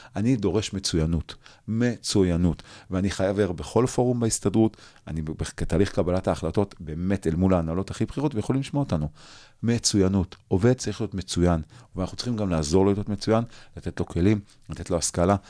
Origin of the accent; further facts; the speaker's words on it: Jerusalem, Jerusalem District, Israel; אני בתור ילד, לא גדלתי בשכונת פאר, גדלתי בשכונת נווה יעקב